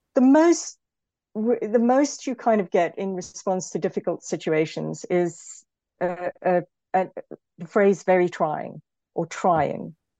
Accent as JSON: {"language": "English", "country": "South Africa", "also_born_or_lived": "United Kingdom", "moved": "yes", "said": "as a South African, um, for example, I'm often thought, especially in Britain, the way I talk is often sometimes assumed to be aggressive, when in actual fact, from a South African perspective, it's not"}